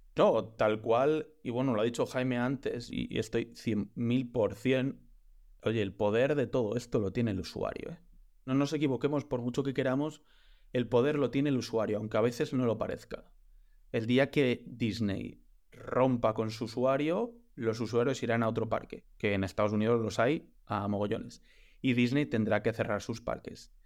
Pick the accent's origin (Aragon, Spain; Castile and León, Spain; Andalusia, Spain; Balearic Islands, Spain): Castile and León, Spain; León; yo soy de León